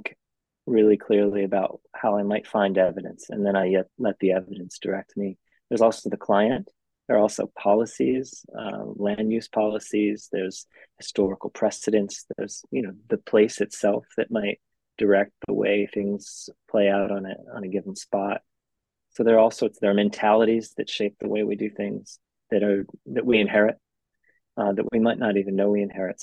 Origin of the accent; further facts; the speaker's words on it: Phoenix, Arizona, United States; moved away as an adult; now in California, United States; I grew up in Arizona, which is very similar